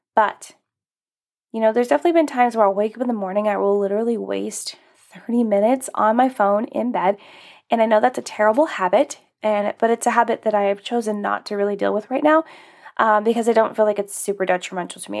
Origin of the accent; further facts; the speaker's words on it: Alaska, United States; moved away; I grew up in Alaska